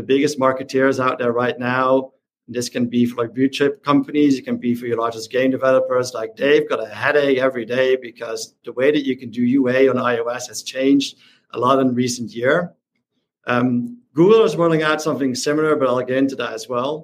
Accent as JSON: {"language": "English", "country": "Netherlands", "said": "I'm from the Netherlands"}